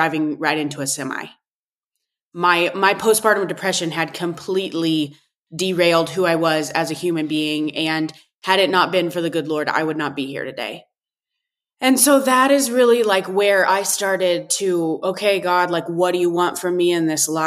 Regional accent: Northeast Kansas, United States; I was born and raised in Northeast Kansas on a purebred cattle ranch

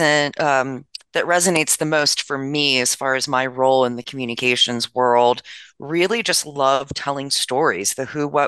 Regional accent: United States; moved away; I'm from the Maryland, D.C. area originally, and it's really delightful to fly back every year

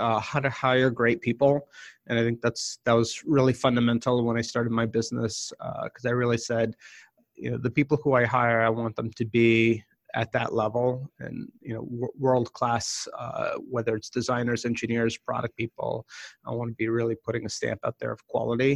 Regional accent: Boston, Massachusetts, United States; I grew up in the Boston area

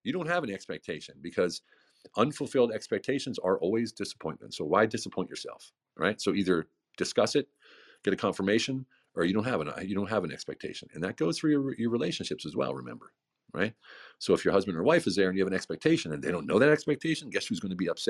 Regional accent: United States; moved away as an adult; also born or lived in Germany; now in Hungary; I'm living in Hungary as an American in a village of 2,000 people

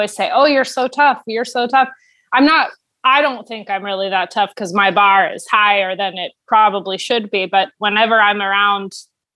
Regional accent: Niceville, Florida, United States; I grew up in Niceville, Florida

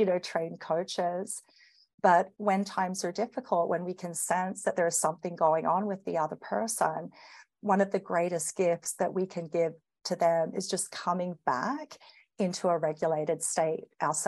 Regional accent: Australia; accent: Australian; moved away as an adult; now in Canada; you'll probably notice my accent. I'm Australian and living here in Canada, came over with my firm

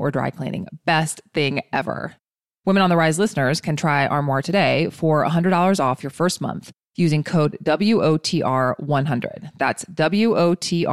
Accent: East Coast, United States; moved away; We're both from the East Coast

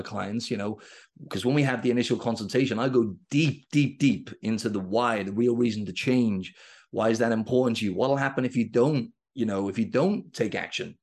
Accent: Wales, United Kingdom; I'm from Wales in the U K, and rugby is, like, our number one sport.

